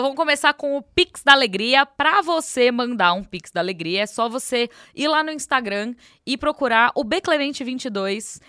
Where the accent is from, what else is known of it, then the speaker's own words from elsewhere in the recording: São Paulo, Brazil; Eu costumo dizer que eu nasci em São Paulo por um erro do destino, porque o meu país é BH, é Minas